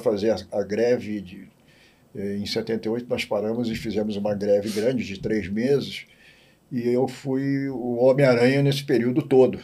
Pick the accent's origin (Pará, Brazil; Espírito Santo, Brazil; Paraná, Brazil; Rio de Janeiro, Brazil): Rio de Janeiro, Brazil; also born or lived in Campinas; Tijuca, que eu morava na Tijuca, nasci e me criei na Tijuca